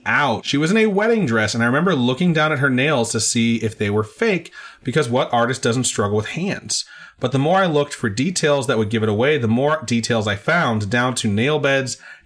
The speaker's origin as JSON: {"language": "English", "country": "Puerto Rico", "said": "I'm Puerto Rican"}